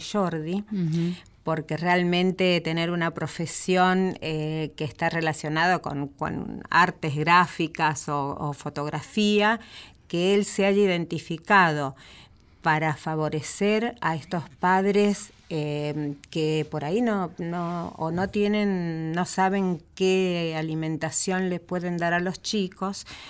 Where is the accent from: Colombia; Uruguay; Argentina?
Argentina; Buenos Aires; En nuestra ciudad de Buenos Aires